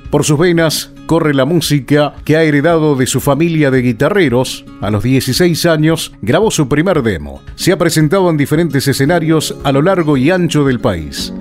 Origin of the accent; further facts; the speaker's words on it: Santiago del Estero, Argentina; now in Comodoro Rivadavia, Argentina; soy nacido en Santiago del Estero